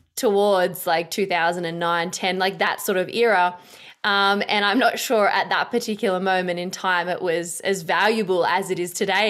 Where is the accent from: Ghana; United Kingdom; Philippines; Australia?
Australia; I'm an Aussie chick, uh, like, you know, we're, we're pretty simple folk da-, down under.